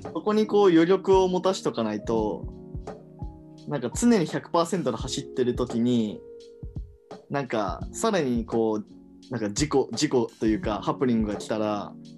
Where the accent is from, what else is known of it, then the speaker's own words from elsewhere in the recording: Hiroshima, Japan; now in Tokyo, Japan; 僕、地元は広島県なんですけど